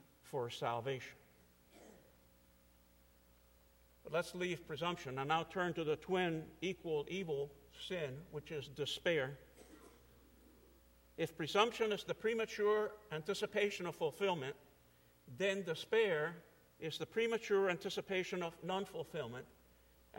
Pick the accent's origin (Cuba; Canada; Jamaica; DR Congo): Cuba; moved away; I'm an immigrant from Cuba, 1961